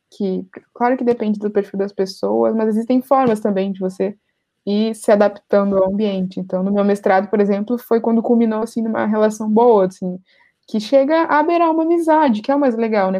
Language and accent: Portuguese; Porto Alegre, Rio Grande do Sul, Brazil; eu sou de Porto Alegre